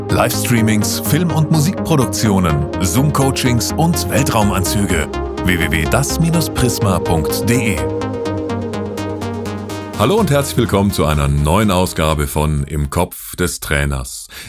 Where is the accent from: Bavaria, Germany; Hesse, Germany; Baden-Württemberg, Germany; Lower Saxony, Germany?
Baden-Württemberg, Germany; Überlingen; Und du bist quasi auch aus meiner Heimat. Wir sind äh, quasi gegenüber auf der anderen Seeseite groß geworden. Äh, du in Konstanz, ich auf der anderen Seite in Überlingen.